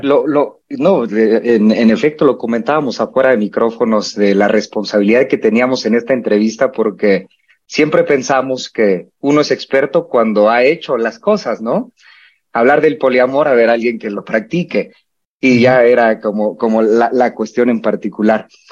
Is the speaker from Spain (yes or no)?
no; Mexico; nuestra idiosincrasia como mexicanos y mexicanas